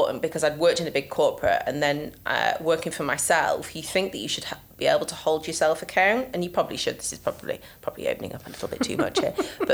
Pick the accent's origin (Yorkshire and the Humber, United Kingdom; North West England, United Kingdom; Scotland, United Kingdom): Yorkshire and the Humber, United Kingdom; I'm from Yorkshire after all